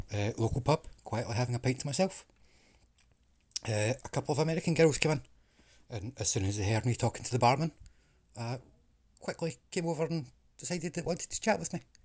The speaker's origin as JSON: {"language": "English", "region": "Scotland", "country": "United Kingdom", "also_born_or_lived": "England", "accent": "Scottish", "said": "I'm Scottish"}